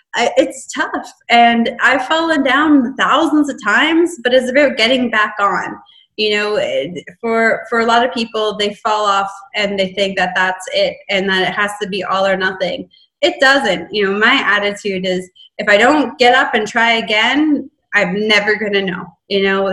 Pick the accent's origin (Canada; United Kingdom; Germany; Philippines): Canada; I'm in Texas. I'm from Canada.